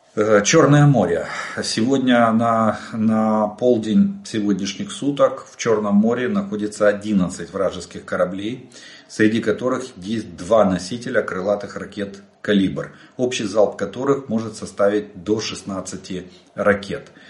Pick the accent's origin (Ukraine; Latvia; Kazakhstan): Ukraine; мы из Украины